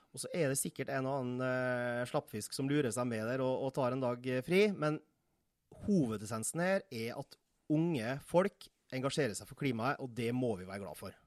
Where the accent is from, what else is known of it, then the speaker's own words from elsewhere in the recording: Nordmøre, Møre og Romsdal, Norway; now in Tårnåsen, Norway; Jeg er nordmøring bosatt på Tårnåsen siden 2007